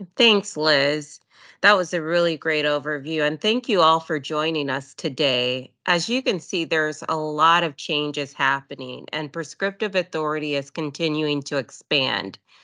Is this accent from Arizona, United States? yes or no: no; Texas, United States; I am from Texas